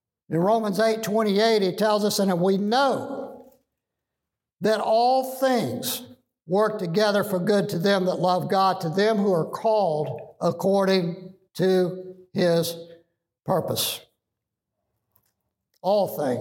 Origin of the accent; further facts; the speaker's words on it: United States; American Christians